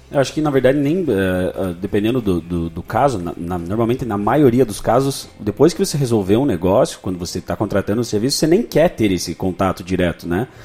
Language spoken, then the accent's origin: Portuguese; Brazil; nós como brasileiros